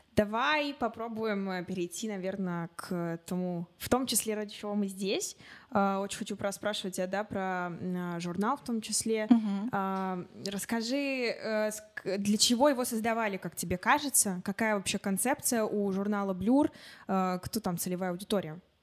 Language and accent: Russian; Chelyabinsk, Chelyabinsk Oblast, Russia; moved away as an adult; now in Moscow, Russia; Я сама из Челябинска, но уже год живу и учусь в Москве на журналистике в Вышке